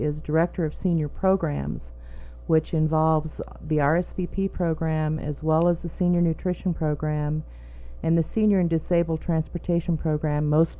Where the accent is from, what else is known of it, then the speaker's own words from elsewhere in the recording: Colorado River Valley, United States; also born or lived in Eagle, Colorado / New Castle, Colorado; I went to grade school in Newcastle. We went back to Eagle. And after we left Eagle, we ended up back in Newcastle. So I guess I would have to say I'm a native of the Colorado River Valley.